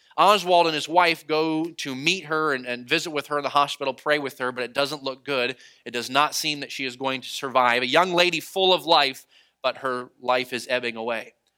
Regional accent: New England, United States; moved away; growing up in New England, I am a dyed in the wool Boston fan

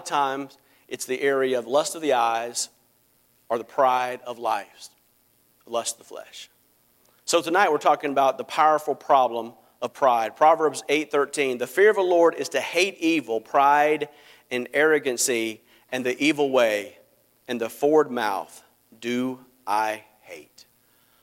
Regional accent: United States; I live in the United States of America and that I can say that I'm an American

